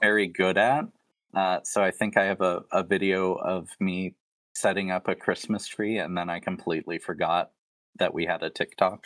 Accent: Tennessee, United States; now in Spirit Lake, United States; Growing up in Tennessee, I was surrounded by a lot of, like, Baptist and Southern Baptist

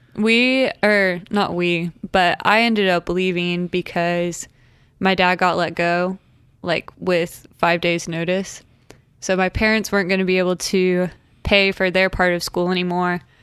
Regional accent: Tulsa, Oklahoma, United States; I'm from Tulsa, Oklahoma, and I'm 22, and I'll be 23 next week.

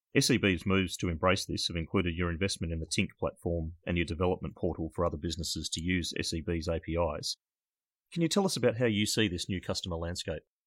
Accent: Australia; accent: Australian; my Australian accent

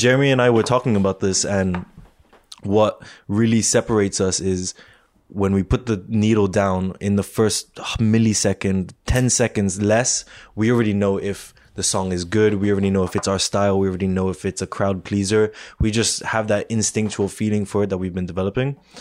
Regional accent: Singapore; moved away as an adult; now in Montreal, Canada; I grew up in Singapore for 18 years of my life

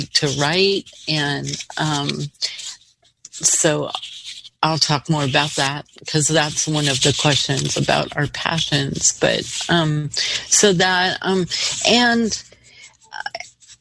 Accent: Portland, Oregon, United States; also born or lived in Gresham, Oregon; I am from Portland. I grew up here in the Park Rose area

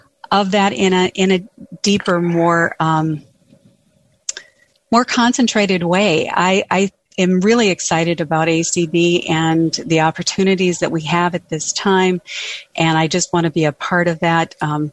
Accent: Edgley, North Dakota, United States; And I am from Edgley, North Dakota.

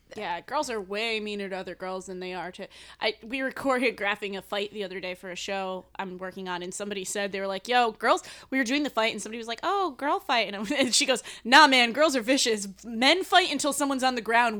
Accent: New England, United States; now in New York, United States; I'm from New England.

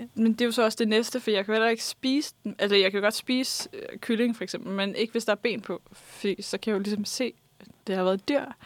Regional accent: Vestegnen, Capital Region of Denmark, Denmark; der, hvor jeg kommer fra, nemlig Vestegnen

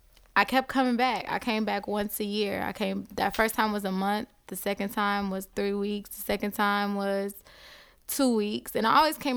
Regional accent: Compton, California, United States; moved away as an adult; now in Atlanta, United States; Yes, I'm from Compton.

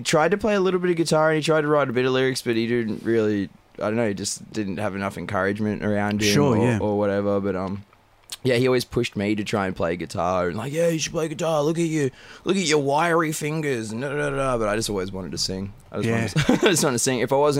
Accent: Ipswich, Queensland, Australia; moved away; also born or lived in Caboolture, Queensland; I'm from Queensland originally.

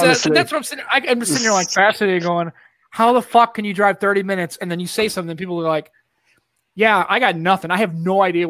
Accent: St. Louis, Missouri, United States; I'm from St. Louis, right?

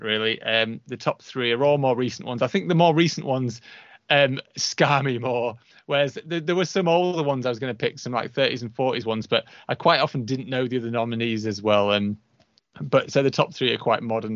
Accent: United Kingdom; I'm British

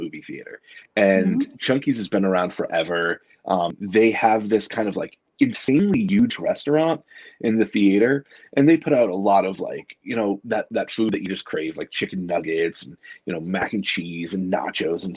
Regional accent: New Hampshire, United States; growing up in New Hampshire

